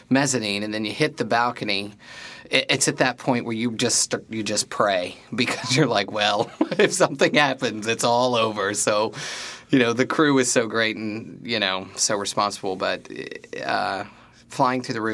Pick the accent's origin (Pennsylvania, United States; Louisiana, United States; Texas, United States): Texas, United States; now in New York, United States; I'm from Texas, so yeah. wide open spaces in our upbringing.